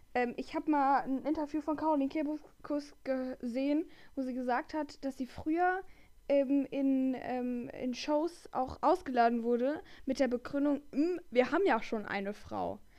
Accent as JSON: {"language": "German", "region": "Rhineland", "country": "Germany", "said": "wir kommen aus dem Rheinland"}